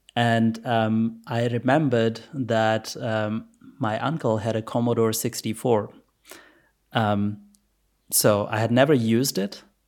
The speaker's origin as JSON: {"language": "English", "country": "Pakistan", "tie": "born or raised there", "said": "I was born in Pakistan, by the way. So, um, no computers in school. I think when I was in grade eight, we probably had one computer at school"}